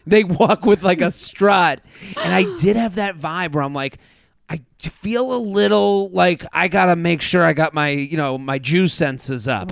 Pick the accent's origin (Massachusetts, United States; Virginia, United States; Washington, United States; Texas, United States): Massachusetts, United States; Boston; coming from Penn State, and I'm from Boston